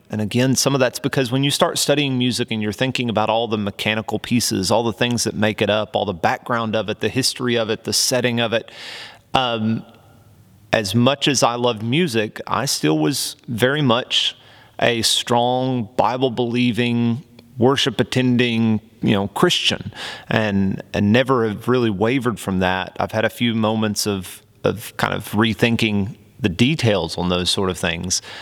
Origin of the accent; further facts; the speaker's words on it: Oklahoma, United States; accent: twang; I grew up right on the border between Oklahoma and Texas. So you might hear a little bit of that twang come out every now and again